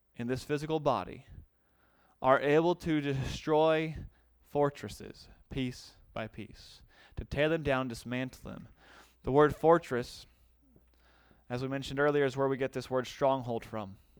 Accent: United States; being an American

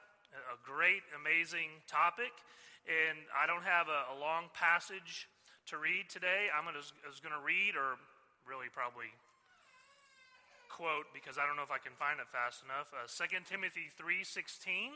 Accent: Southwest Missouri, United States; moved away as an adult; also born or lived in Stillwater, Oklahoma / St. Louis, Missouri / Norman, Oklahoma; now in Oklahoma City, United States; I grew up in Southwest Missouri, came to Christ in college

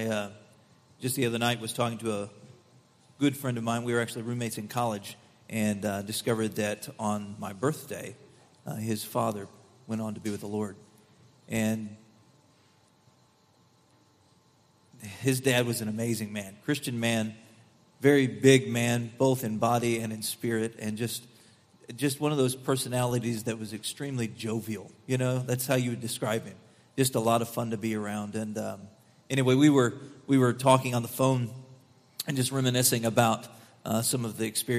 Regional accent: Missouri, United States; I'm from Missouri

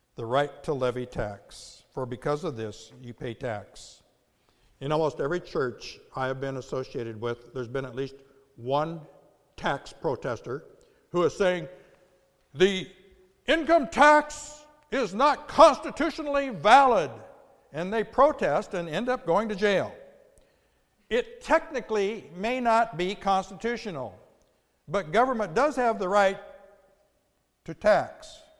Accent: United States; the incredible privilege of growing up in the United States

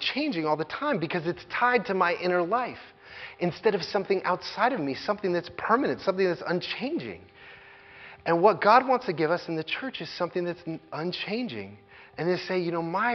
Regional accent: United States; as American evangelical Christians

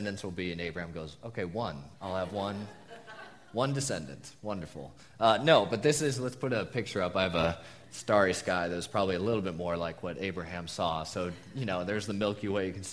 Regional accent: Southern California, United States; moved away as an adult; also born or lived in Tucson, Arizona; we're SoCal natives originally, but spent the last 5 years before moving here in the desert

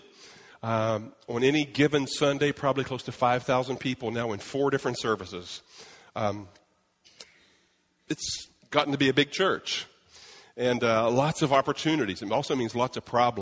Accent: Brazil; moved away; I'm from Brazil

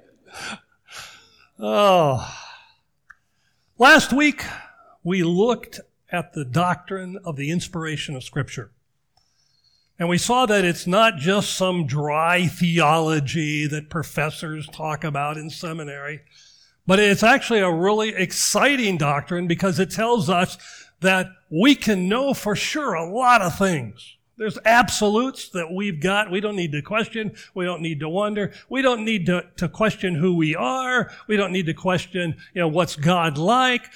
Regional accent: Washington, United States; moved away; growing up in Washington

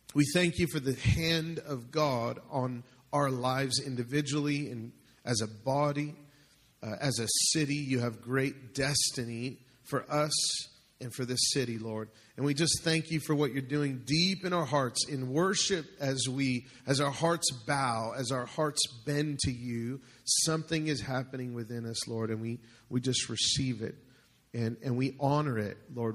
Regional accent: United States; as Western Christians, especially as American Christians

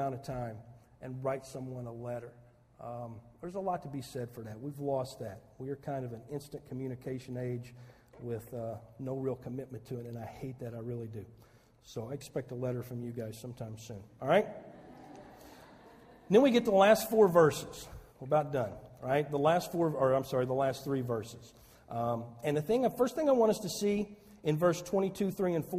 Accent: Saline County, Southern Illinois, United States; moved away as an adult; also born or lived in Chicago; I'm a hayseed from Southern Illinois. I'd never been out of Saline County before

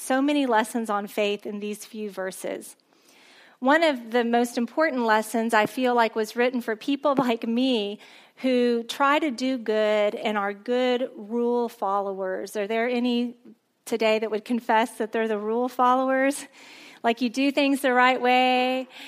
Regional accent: a small town near Corpus Christi, South Texas, United States; I grew up in a really small town near Corpus Christi

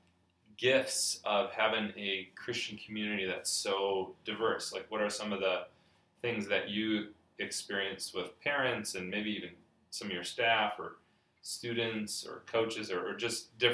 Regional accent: West Michigan, United States; you and I grew up in West Michigan

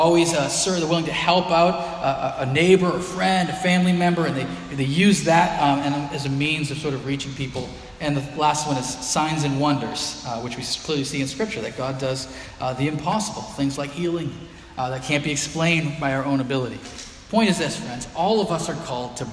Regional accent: Haverhill, Massachusetts, United States; Cornell Road where I grew up here in Haverhill

